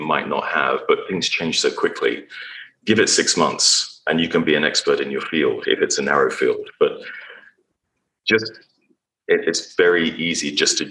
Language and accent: English; England, United Kingdom; moved away as an adult; also born or lived in Texas, United States; now in United States; growing up in England